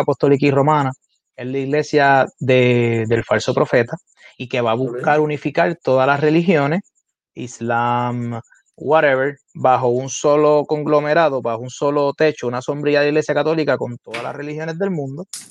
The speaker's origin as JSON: {"language": "Spanish", "town": "Carolina", "country": "Puerto Rico", "tie": "born or raised there", "said": "Yo estudié en la escuela elemental en Carolina, que es mi ciudad natal"}